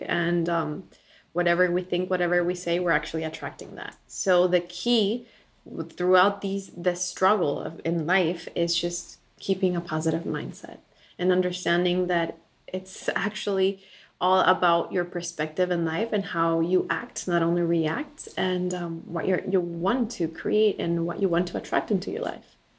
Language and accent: English; Bolivia; moved away as an adult; now in United States; I was born and raised in Bolivia. I lived there until I was 18, and then moved to the U.S. for college.